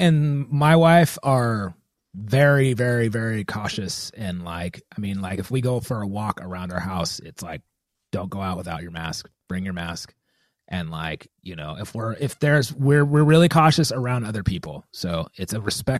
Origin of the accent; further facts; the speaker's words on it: United States; Our country, like, being American